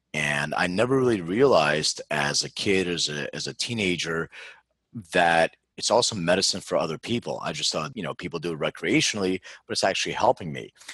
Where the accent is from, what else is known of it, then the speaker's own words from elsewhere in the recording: Philadelphia, Pennsylvania, United States; moved away; I'm from Philadelphia originally